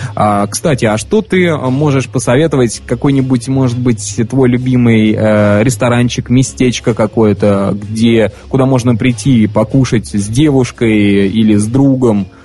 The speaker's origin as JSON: {"language": "Russian", "region": "Saint Petersburg", "country": "Russia", "tie": "born or raised there", "also_born_or_lived": "Voronezh", "moved": "yes", "said": "родом-то я из Санкт-Петербурга, вот, но а, свои, свои лучшие, так скажем, годы а, обучения я провел в городе Воронеже"}